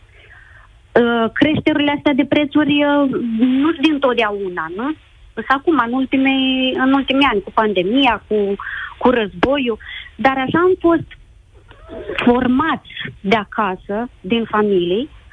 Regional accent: Romania; moved away as an adult; now in Spain; Eu vă sun din Spania. Vorbesc uh, ca și româncă

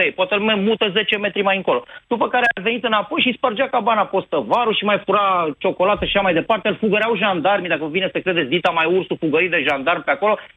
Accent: Brașov, Brașov County, Romania; sunt din Brașov, nu vorbesc prostii. Sunt în cartierul Răcădău

